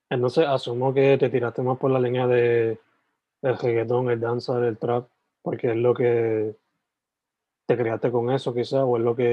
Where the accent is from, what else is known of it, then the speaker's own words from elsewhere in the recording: Guaynabo, Puerto Rico; Eh, yo soy de Guaynabo.